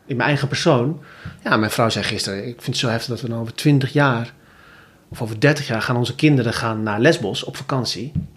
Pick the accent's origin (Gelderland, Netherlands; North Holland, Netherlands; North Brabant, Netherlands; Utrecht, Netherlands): Gelderland, Netherlands; Zutphen; in Zutphen, waar ik vandaan kom